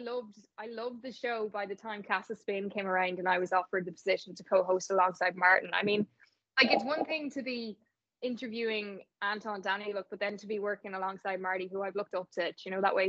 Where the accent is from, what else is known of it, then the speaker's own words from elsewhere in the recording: Navan, Leinster, Ireland; I'm actually from I'm from Navan